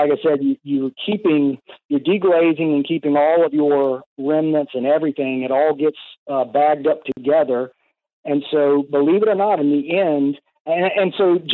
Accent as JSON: {"language": "English", "region": "Louisiana", "country": "United States", "said": "we're from Louisiana"}